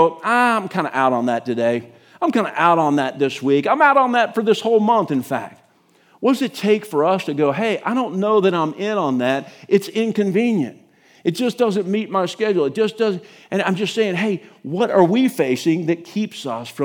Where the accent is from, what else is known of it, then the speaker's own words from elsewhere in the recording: United States; as an American church